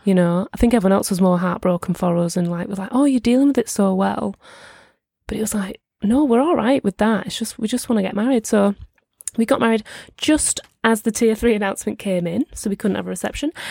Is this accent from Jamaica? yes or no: no; St Helens, North West England, United Kingdom; now in London, United Kingdom; I am from the Northwest